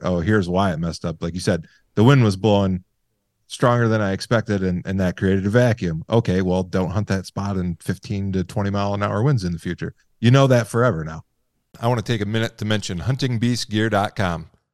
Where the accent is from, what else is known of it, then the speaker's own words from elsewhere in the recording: Michigan, United States; now in Montana, United States; I'm from Michigan originally. I live in Montana now.